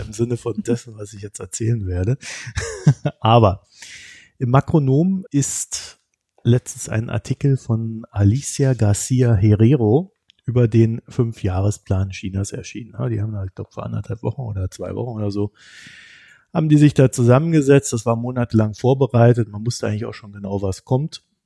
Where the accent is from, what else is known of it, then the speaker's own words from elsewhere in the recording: Germany; als Deutscher